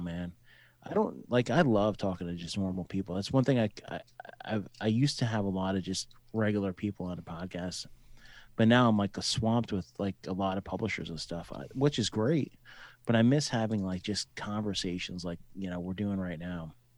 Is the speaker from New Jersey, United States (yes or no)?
yes; New Jersey, United States; moved away as an adult; also born or lived in Colorado / Fort Hood, Texas / Owatonna, Minnesota / Mankato, Minnesota; I'm from New Jersey originally